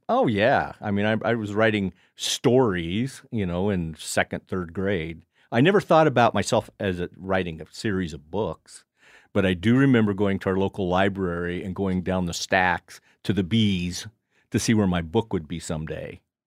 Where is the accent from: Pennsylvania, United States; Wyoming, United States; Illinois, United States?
Wyoming, United States; Casper; I grew up in Casper, but uh, where we would go would be north of Casper